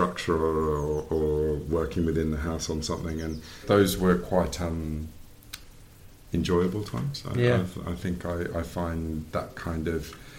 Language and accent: English; Canberra, Australian Capital Territory, Australia; I grew up in Canberra in Australia